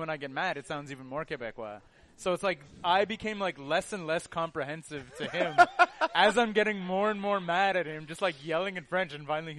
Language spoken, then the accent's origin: English; United Kingdom; I'm also British